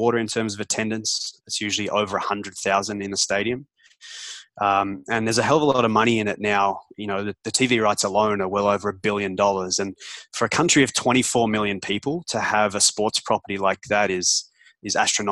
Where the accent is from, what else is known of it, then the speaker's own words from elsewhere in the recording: Melbourne, Victoria, Australia; now in Toronto, Canada; I'm Australian. And so I grew up in Melbourne, Australia, which is the second largest city in Australia